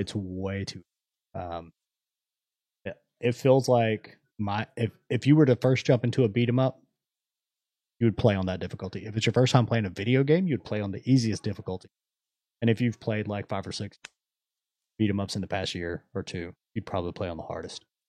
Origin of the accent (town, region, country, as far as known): United States